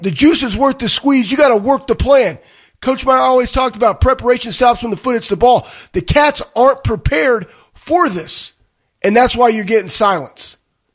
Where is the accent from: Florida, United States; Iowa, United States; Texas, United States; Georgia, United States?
Texas, United States; Dallas; now in Columbus, United States; I mean, obviously I'm from Dallas, Texas